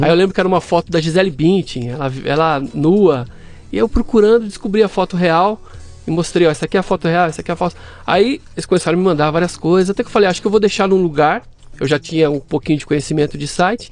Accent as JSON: {"language": "Portuguese", "region": "São Paulo", "country": "Brazil", "tie": "born or raised there", "also_born_or_lived": "Camburi, São Paulo", "said": "Eu nasci aqui em São Paulo."}